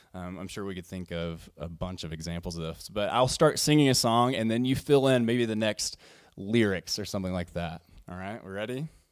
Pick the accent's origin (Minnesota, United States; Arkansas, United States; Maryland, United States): Arkansas, United States; I come from the Southern Baptist world and Southern, or, and, yeah, and Arkansas